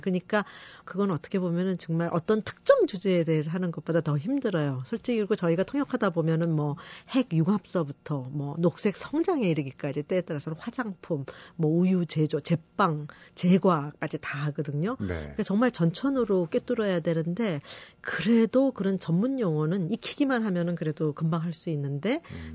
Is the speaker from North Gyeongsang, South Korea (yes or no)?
no; Seoul, South Korea; first language Korean; 제가 서울 사람이라서